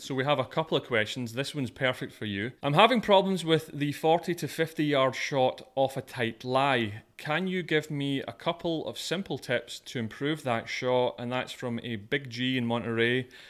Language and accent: English; Scotland, United Kingdom; moved away; I'm Scottish